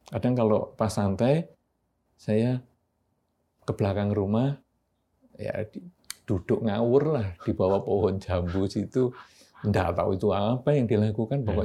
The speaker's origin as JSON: {"language": "Indonesian", "town": "Yogyakarta", "region": "Special Region of Yogyakarta", "country": "Indonesia", "tie": "born or raised there", "said": "rumah saya itu di daerah Pasar Keranggan, Tugu."}